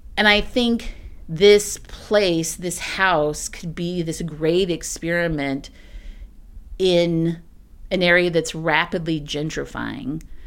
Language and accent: English; East Texas, United States; also born or lived in Austin, Texas; now in Springdale, United States; I'm from East Texas. I'm from, like, super, pr, like, profoundly rural, thirty-two kids in your class, East Texas